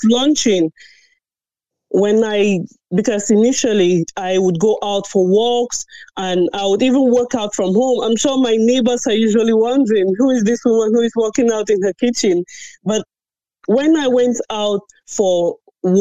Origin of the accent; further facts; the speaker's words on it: Cameroon; now in Ireland; I'm originally from Cameroon